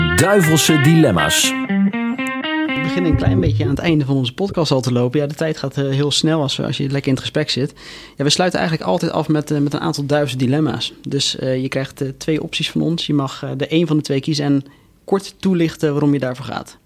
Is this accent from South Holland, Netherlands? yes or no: yes; Rotterdam, South Holland, Netherlands; als Rotterdammer